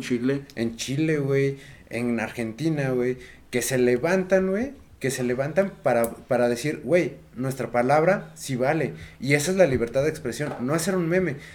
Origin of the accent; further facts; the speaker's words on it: Mexico; como mexicanos